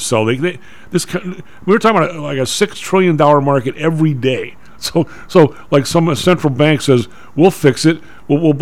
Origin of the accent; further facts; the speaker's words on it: Midwest, United States; I'm a Midwesterner.